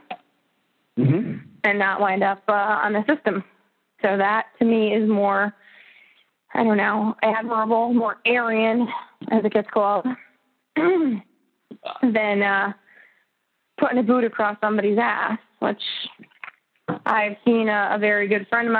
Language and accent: English; Connecticut, United States; I grew up in Connecticut